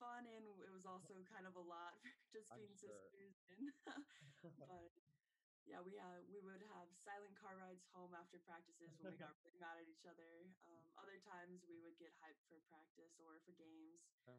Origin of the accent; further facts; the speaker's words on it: Evergreen, Colorado, United States; Yeah, it's nothing compared to home.